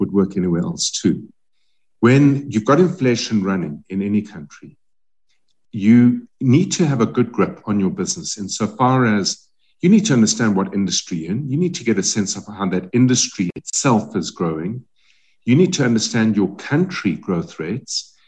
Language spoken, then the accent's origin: English; South Africa; we as South African companies